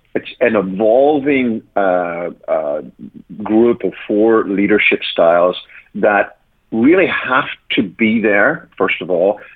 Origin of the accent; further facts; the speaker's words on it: Ireland; moved away as an adult; also born or lived in United Kingdom; now in United States; I'm from originally from Ireland, and although I've been here 20 years and I'm now an American citizen, my accent has decided not to fully